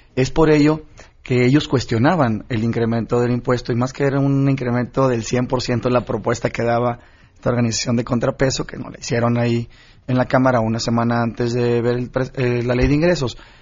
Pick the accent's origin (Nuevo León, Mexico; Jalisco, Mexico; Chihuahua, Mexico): Nuevo León, Mexico; Yo soy de Nuevo León